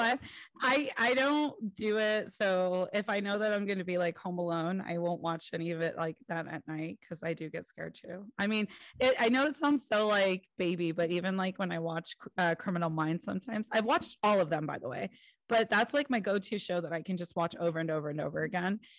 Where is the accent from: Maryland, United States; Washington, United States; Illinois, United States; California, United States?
California, United States; I'm from California.